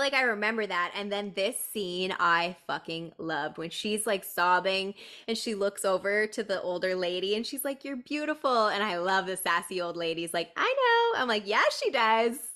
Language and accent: English; Canada; we're Canadian too